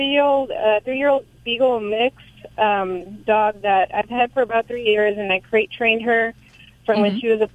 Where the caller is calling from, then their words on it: Visalia, California, United States; Well, I'm calling from Visalia, California.